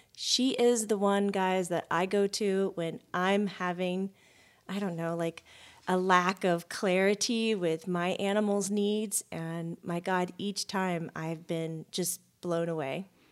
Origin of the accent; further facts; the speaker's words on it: Florida, United States; growing up in Florida